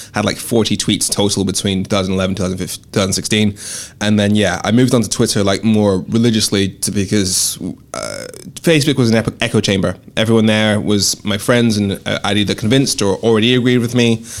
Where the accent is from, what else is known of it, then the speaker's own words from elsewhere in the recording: Dundee, Scotland, United Kingdom; also born or lived in Darlington, England / Swansea, Wales / Birmingham, England; I refer to my accent as fucked up because I was born in Darlington, grew up in Dundee, Swansea, Birmingham. My parents are Nigerian